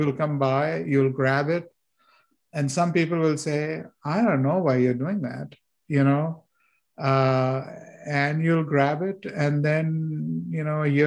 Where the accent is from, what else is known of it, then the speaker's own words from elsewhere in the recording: India; moved away; When I was growing up in India